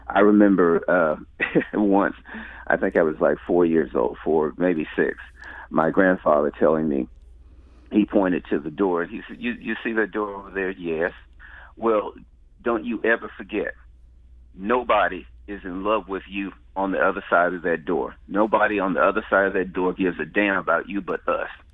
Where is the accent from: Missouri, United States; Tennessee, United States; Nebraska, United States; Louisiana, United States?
Missouri, United States; St. Louis; I grew up in the Ville. Uh, lived there most of my life